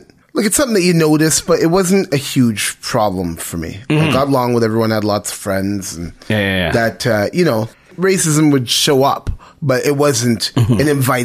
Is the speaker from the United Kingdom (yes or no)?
no; Oshawa, Ontario, Canada; also born or lived in Toronto; I was born in Toronto, East General. Lived in Toronto for 2 years, first 2 years of my life. My folks got divorced, and my mom and I moved out to Oshawa. Two years old